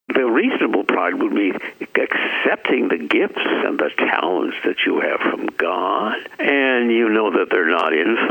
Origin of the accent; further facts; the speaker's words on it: San Francisco, California, United States; Born and raised in San Francisco, city by the Golden Gate.